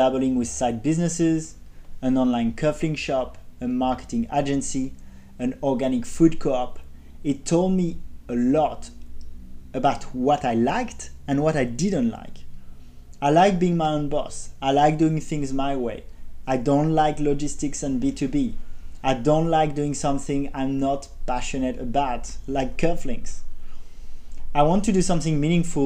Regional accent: Paris, Île-de-France, France; moved away; I grew up in Paris, I attended a prestigious business school

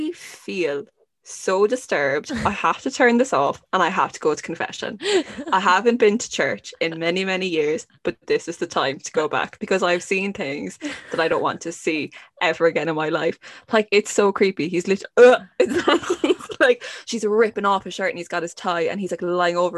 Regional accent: Ireland; as an Irish person

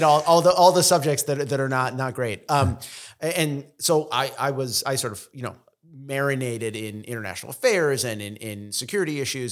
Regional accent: Israel; first language Russian; English is a second language; now in United States; I was born in Israel, uh, we sort of, we have all the Middle Eastern connections, we have the Russian connections, I s, native Russian speaker.

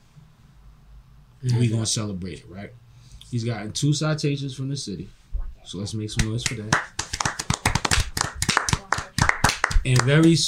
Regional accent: Philadelphia, Pennsylvania, United States; I lived uptown

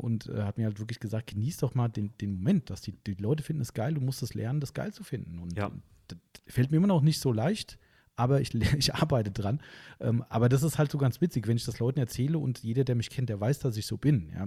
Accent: Hesse, Germany; Wir kommen ja aus Hessen

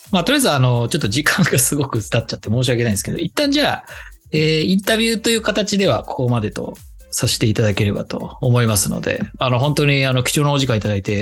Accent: Japan; born or raised there; now in Germany

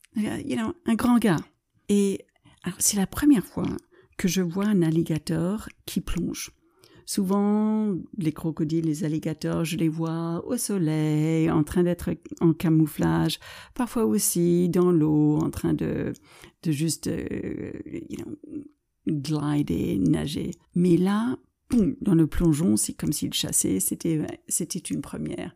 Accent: United States; French is a second language; moved away; also born or lived in France

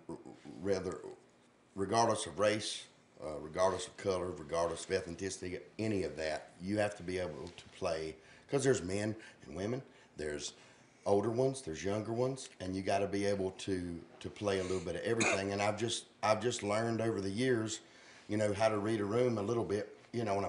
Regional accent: Dallas, North Carolina, United States; I'm a Dallas boy, but I'm Gaston County

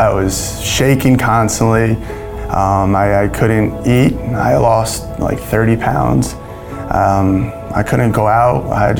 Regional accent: Verona, New Jersey, United States; I grew up in Verona, New Jersey.

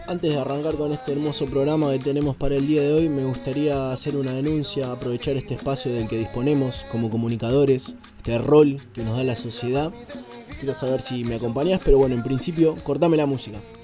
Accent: Argentina; nos tenemos que hacer respetar como argentinos

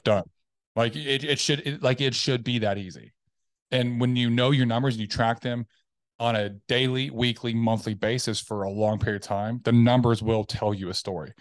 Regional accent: Tennessee, United States; now in Dallas Fort Worth, United States; I am originally from Tennessee. Um, I grew up m, youngest of six.

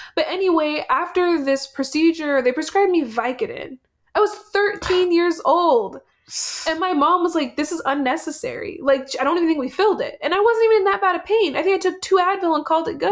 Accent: United States; I was born in America and an American citizen

